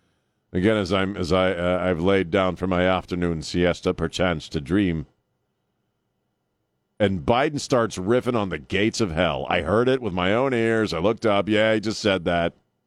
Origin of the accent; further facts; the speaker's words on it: Scranton, Pennsylvania, United States; We're both from Scranton, Pennsylvania. I wish I had him playing on my high school ball club when I was playing.